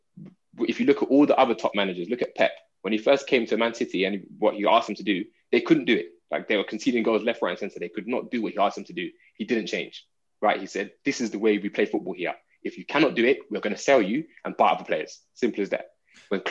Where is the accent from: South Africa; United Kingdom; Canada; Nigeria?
Nigeria; I'm Nigerian